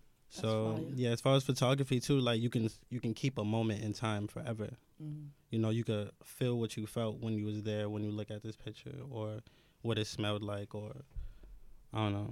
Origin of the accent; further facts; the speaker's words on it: New York City, New York, United States; I was born in Brownsville. Like, I lived in Brownsville for, like, 20 years. Yeah, 20 years.